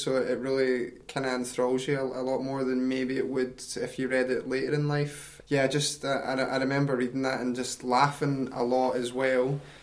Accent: East Kilbride, Scotland, United Kingdom; also born or lived in Glasgow; I grew up in East Kilbride, which is a great wee town

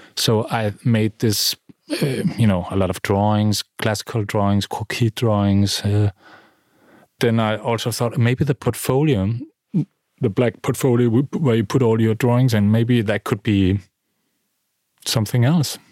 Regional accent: middle of Jutland, Central Denmark Region, Denmark; also born or lived in London; now in Copenhagen, Denmark; I'm from the middle of Jutland in a small town

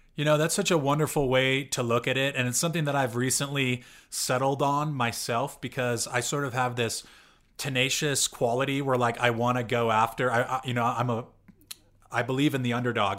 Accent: California, United States; I'm from California, and I went to school in the Bay Area

